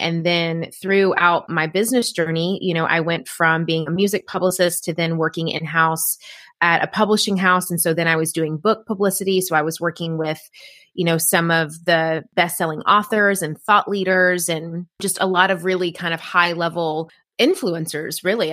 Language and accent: English; Tennessee, United States; moved away as an adult; I'm originally from Tennessee